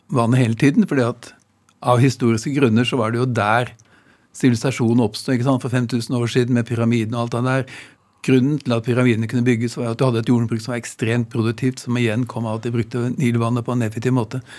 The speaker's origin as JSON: {"language": "Norwegian", "country": "Norway", "said": "Altså, som nordmann å skrive en bok om det som da i Egypt er det viktigste av alt."}